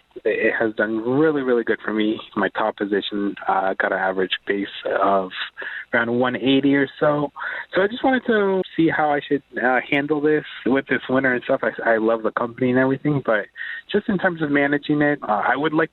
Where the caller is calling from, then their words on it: Virginia, United States; I'm calling from Virginia.